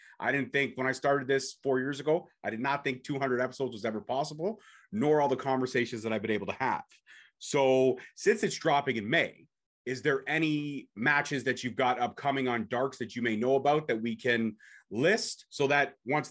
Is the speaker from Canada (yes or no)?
yes; Toronto, Ontario, Canada; I'm from Toronto